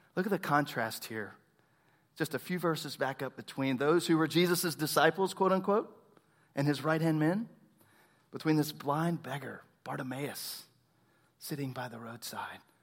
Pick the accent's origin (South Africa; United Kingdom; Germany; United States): United States; Tomball, Texas; I grew up in Tomball